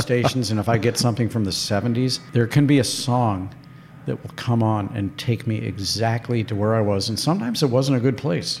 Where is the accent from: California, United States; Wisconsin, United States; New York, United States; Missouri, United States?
Missouri, United States; St. Louis; moved away; I went to five different schools growing up in St. Louis